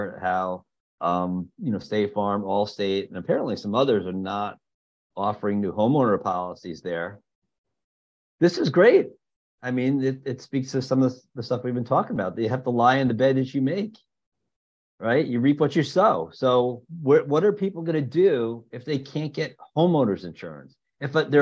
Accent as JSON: {"language": "English", "region": "New Jersey", "country": "United States", "tie": "born or raised there", "said": "growing up in New Jersey"}